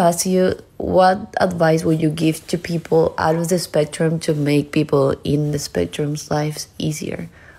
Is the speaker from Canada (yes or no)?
no; Paraguay; now in Montevideo, Uruguay; I am originally from Paraguay, but now I'm residing in Uruguay. My city is Montevideo